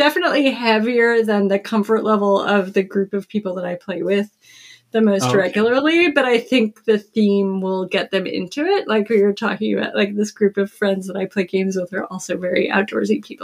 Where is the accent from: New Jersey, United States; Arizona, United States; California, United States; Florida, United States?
Florida, United States; North; now in Mid-Atlantic, United States; I grew up in North Florida